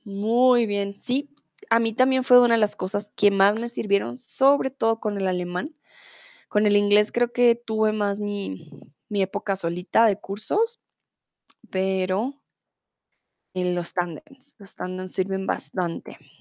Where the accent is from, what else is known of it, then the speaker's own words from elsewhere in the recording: Colombia; first language Spanish; soy de Colombia